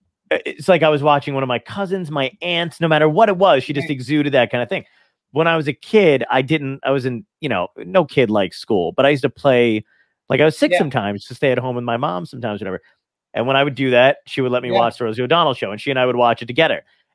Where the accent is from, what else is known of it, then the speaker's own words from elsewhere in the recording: New York City, New York, United States; I grew up in Brooklyn. My whole family's from Brooklyn. Right. My dad's side of the family, my mom's side of the family. You know, it's just we were in Borough Park, 40th Street. That's where my whole family's from.